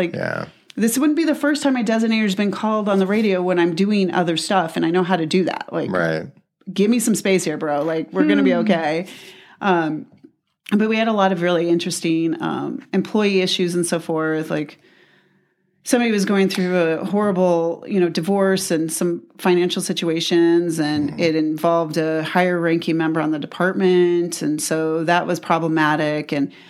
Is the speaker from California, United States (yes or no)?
no; Tucson, Arizona, United States; we grew up in the same place. We grew up in Midtown.